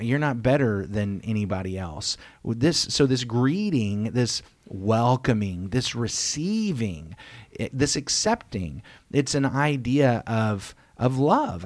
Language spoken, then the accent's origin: English; United States; we, as American Christians